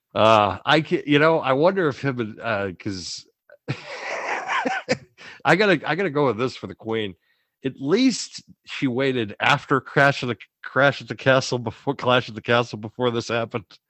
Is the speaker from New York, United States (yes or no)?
no; Boston, Massachusetts, United States; I'm from Boston